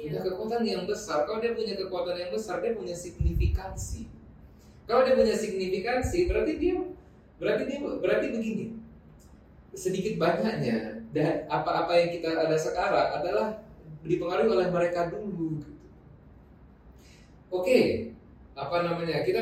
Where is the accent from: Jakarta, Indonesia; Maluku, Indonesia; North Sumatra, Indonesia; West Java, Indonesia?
North Sumatra, Indonesia; Medan; Setuju, tapi karena saya ini dari Medan aslinya, jadi nggak ada nggak banyak yang bisa diangkat di situ gitu.